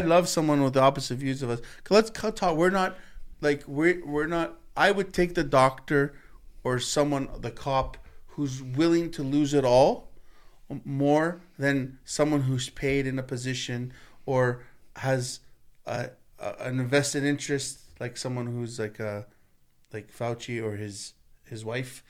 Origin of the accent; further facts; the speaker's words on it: Canada; Me, as a Canadian